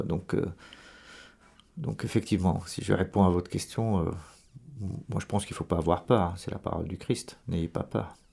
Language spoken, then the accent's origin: French; Lebanon; moved away as an adult; also born or lived in Dubai / Marseille / Madrid / Rome; je suis né au Liban et j'ai fait mes études au Liban